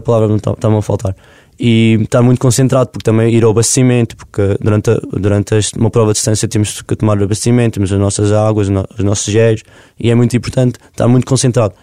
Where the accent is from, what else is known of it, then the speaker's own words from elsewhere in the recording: Covilhã, Centro, Portugal; moved away as an adult; now in Lisbon, Portugal; a minha terra é boça é, é uma pequena aldeia da Freguesia Cortes no meio e aquilo uhum. fica pertinho, portanto, é da Covilhã, é o Conselho da Covilhã